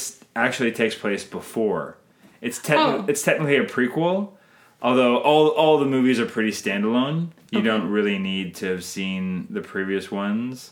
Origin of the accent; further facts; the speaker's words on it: Canada; I'm Canadian filmmaker